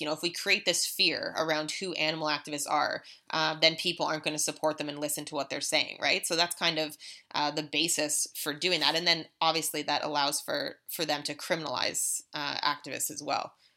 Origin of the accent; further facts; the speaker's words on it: Canada; as a Canadian citizen